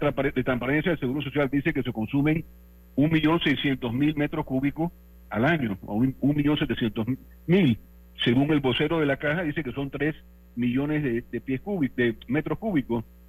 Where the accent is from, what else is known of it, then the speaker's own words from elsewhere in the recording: Panama; yo soy panameño y he trabajado y vivido todo mi vida en Panamá